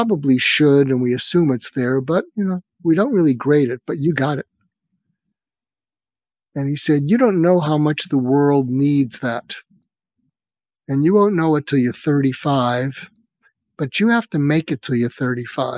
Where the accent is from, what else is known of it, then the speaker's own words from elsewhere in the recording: Boston, Massachusetts, United States; moved away as an adult; also born or lived in Berkeley, California / Topeka, Kansas; I grew up in Boston, and I went to college in Berkeley, California, and I was going back to medical school in Boston